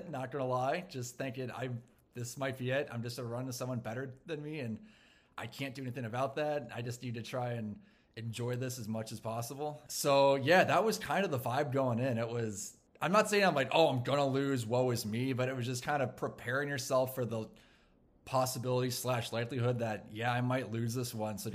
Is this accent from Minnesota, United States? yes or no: yes; Minneapolis, Minnesota, United States; I'm a meteorologist from Minneapolis, Minnesota.